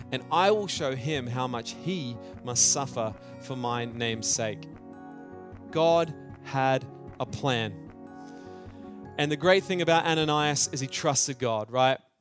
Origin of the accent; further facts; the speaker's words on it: Australia; I grew up in Australia